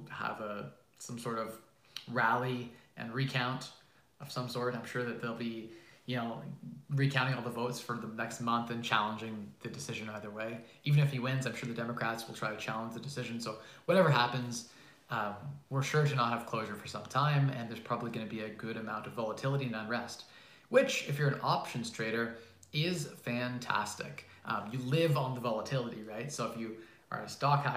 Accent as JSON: {"language": "English", "country": "Canada", "said": "I'm Canadian"}